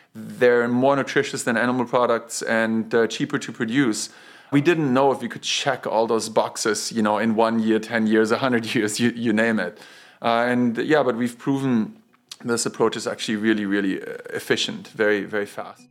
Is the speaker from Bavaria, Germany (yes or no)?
yes; Bavaria, Germany; moved away; I grew up in Bavaria